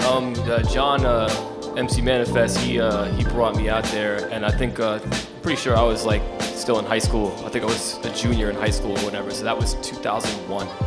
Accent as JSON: {"language": "English", "town": "Ossining", "region": "New York", "country": "United States", "tie": "born or raised there", "said": "I grew up in Ossining, which is uh, in the Hudson Valley, about an hour from here"}